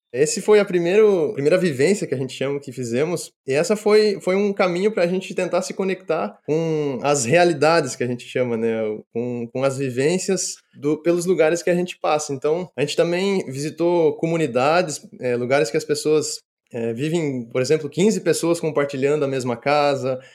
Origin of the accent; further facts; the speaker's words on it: Marechal Cândido Rondon, Paraná, Brazil; moved away as an adult; eu sou natural de Marechal Cândido Rondon, que é região oeste do Paraná, uma cidade de 50 mil habitantes, e vivi sempre no sítio até os meus 17 anos